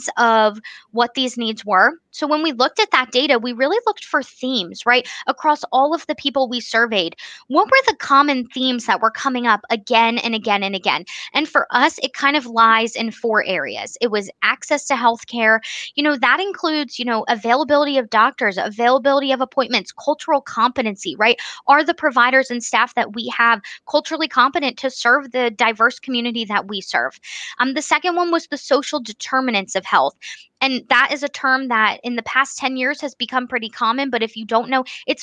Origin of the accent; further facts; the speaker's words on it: Bucks County, Pennsylvania, United States; moved away as an adult; now in Upper Pottsgrove, United States; I was living in Bucks County, PA, where I grew up